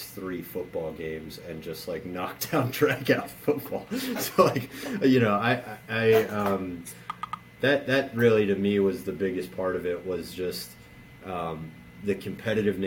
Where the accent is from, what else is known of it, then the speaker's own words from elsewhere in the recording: Baltimore, Maryland, United States; I grew up in Baltimore.